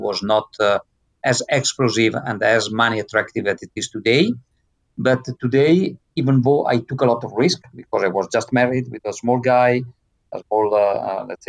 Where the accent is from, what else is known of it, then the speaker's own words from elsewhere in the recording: Italy; I was born in Italy, in a mountain area